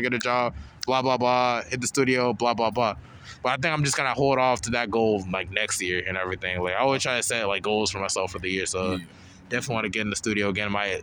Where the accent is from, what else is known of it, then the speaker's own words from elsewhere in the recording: Charlotte, North Carolina, United States; we grew up in Charlotte for, like, a while